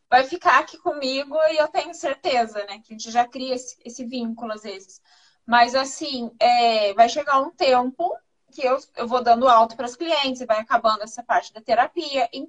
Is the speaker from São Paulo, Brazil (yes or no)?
yes; São Paulo, Brazil; eu sou do interior de São Paulo.